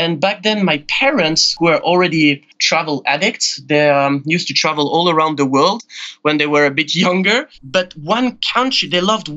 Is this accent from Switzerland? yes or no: yes; Geneva, Switzerland; moved away as an adult; also born or lived in Asia; I'm originally from Switzerland, born and raised in Geneva, and moved to Asia about 12 years ago.